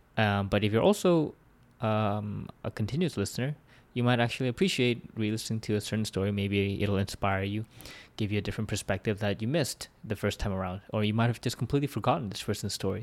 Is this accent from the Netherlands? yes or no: no; Vancouver, British Columbia, Canada; born or raised there